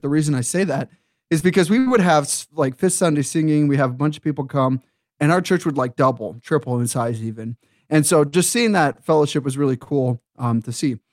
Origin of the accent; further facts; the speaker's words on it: Eastern Montana, United States; moved away as an adult; now in Hayden, Idaho, United States; grew up in Eastern Montana, uh, where the churches are small